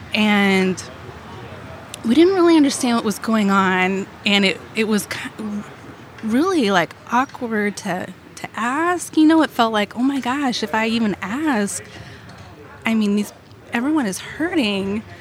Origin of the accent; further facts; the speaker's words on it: Arnold, Missouri, United States; now in South County, St. Louis, United States; I grew up in Arnold